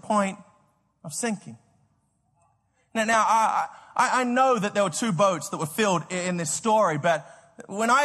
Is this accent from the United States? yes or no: no; Australia; moved away; I grew up in Australia